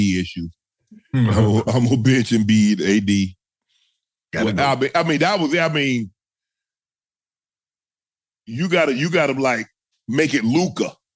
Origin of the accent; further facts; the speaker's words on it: the South, United States; I'm from the South